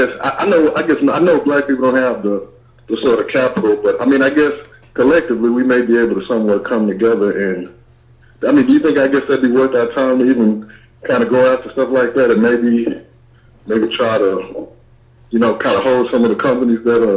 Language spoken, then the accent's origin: English; Texas, United States; also born or lived in Houston, Texas; I'm originally from Texas. I live in the Houston area